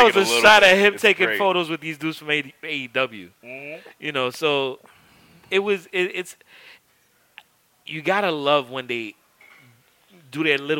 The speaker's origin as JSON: {"language": "English", "town": "New York City", "region": "New York", "country": "United States", "tie": "born or raised there", "said": "it still bothers me as a Harlem kid."}